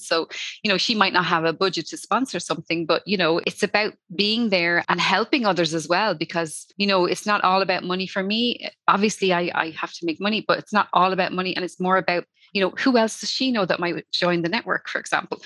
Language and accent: English; Dublin, Leinster, Ireland; now in Wexford, Ireland; I'm from Dublin originally, but I moved down the countryside and I live by the sea.